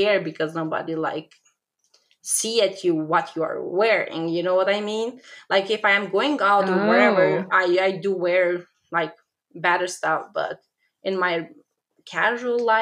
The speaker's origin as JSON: {"language": "English", "country": "Kosovo", "second_language": "English", "moved": "as an adult", "lives_now": "United States", "said": "I am from Kosovo, but I am Albanian. So while I was living in Kosovo, I started my blog"}